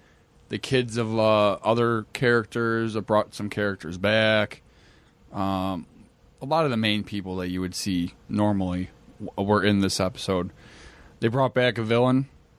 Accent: United States; I'm an American idiot.

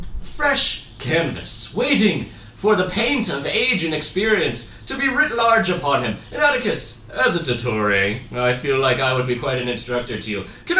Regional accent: Italy; And I am a passionate man. I'm from Italia.

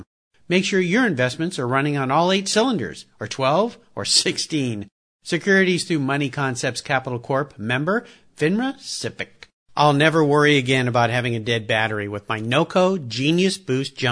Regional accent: Southern California, United States; I grew up in Southern California where nobody had an accent

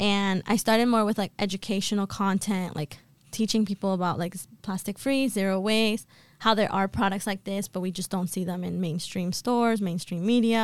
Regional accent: Boston, Massachusetts, United States; also born or lived in Colombia; I was born in Colombia, but I've been raised and have lived in Boston my entire life.

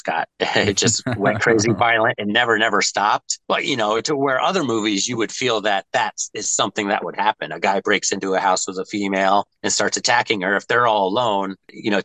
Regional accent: United States; as an American

